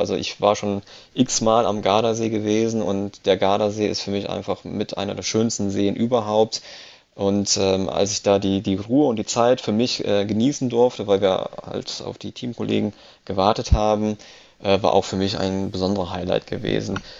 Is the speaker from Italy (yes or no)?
yes; Italy; als Italiener